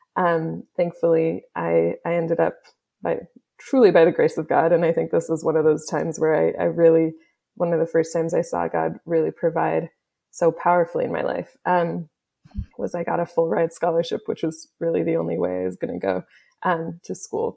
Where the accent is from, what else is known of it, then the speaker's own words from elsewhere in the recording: Kansas City, Kansas, United States; moved away; also born or lived in Olathe / Overland Park / Canada / Haiti; my family is from Canada and uh, originally from Haiti. I grew up in Kansas City